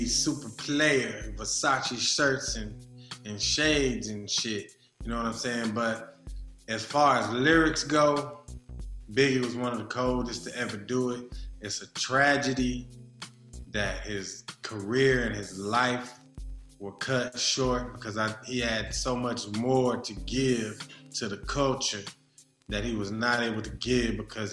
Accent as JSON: {"language": "English", "area": "the Bay Area", "region": "California", "country": "United States", "said": "I'm from the Bay."}